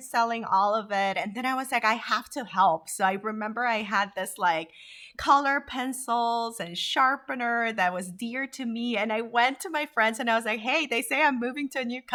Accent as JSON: {"language": "English", "country": "Honduras", "tie": "born or raised there", "also_born_or_lived": "Korea", "moved": "yes", "lives_now": "United States", "said": "growing up in Honduras."}